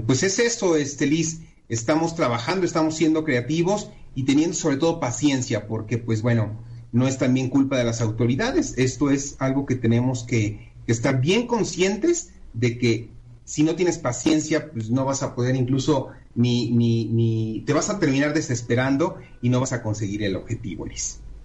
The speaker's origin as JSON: {"language": "Spanish", "country": "Mexico", "said": "como mexicanos"}